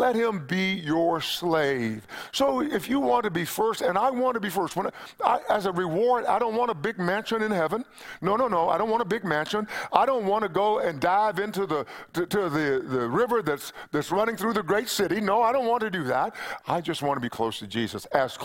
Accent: East Texas, United States; When I was a little boy, growing up in East Texas

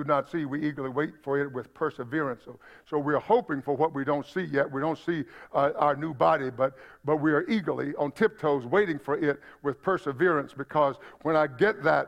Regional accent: United States; also born or lived in Middle East; as an American

